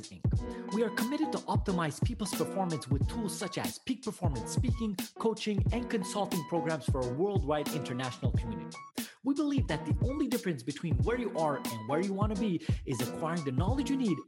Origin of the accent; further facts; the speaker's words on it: Montreal, Quebec, Canada; I'm from Montreal